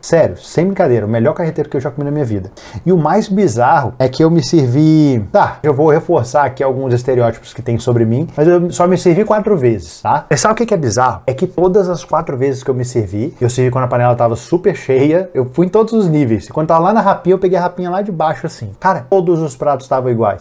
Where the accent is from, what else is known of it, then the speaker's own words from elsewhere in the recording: Minas Gerais, Brazil; eu sou mineiro